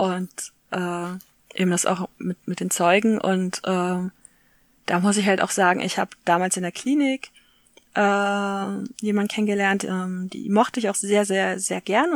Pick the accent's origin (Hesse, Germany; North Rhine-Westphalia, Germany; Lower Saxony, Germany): North Rhine-Westphalia, Germany; Essen; Und ich bin ja aus Essen, das ist quasi nebenan.